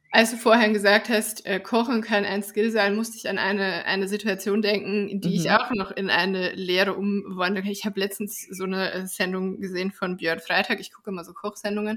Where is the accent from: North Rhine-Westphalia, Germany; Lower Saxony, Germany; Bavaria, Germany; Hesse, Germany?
Bavaria, Germany; Bavarian Forest, Germany; ich bin ja im Bayerischen Wald aufgewachsen